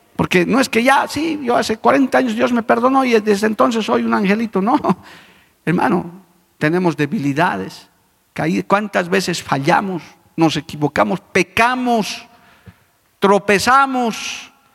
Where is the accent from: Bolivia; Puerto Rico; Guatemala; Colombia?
Bolivia; como boliviano que soy, conjunto con mis compatriotas